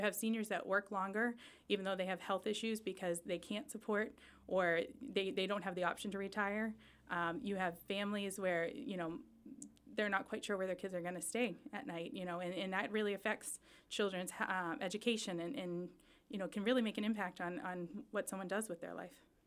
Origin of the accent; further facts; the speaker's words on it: Chelmsford, Massachusetts, United States; also born or lived in Charlotte, North Carolina; I was born and raised in Chelmsford.